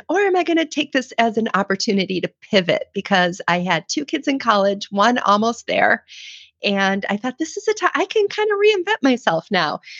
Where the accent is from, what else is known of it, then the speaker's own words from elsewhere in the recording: Midwest, United States; I know I'm a Midwest girl.